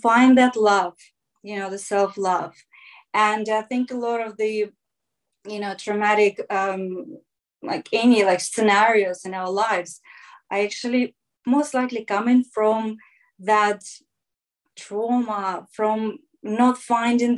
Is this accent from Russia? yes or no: yes; Russia; moved away; growing up in Russia